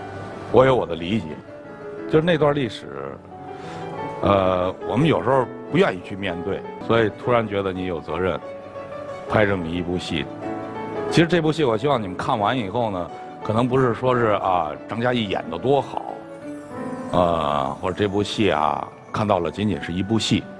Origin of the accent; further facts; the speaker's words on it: China; 作为一个中国人，我必须有立场。